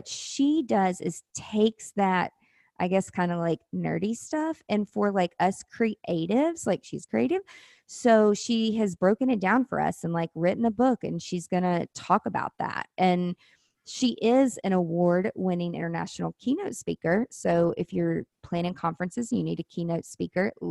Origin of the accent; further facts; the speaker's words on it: the South, United States; accent: Southern; I have such a Southern accent